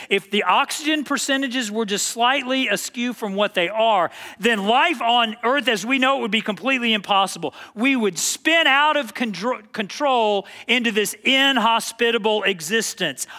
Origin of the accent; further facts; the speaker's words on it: Texas, United States; I was from Texas